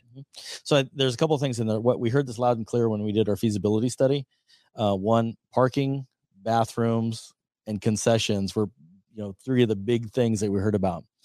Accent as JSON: {"language": "English", "region": "Nebraska", "country": "United States", "tie": "born or raised there", "said": "my home state of Nebraska"}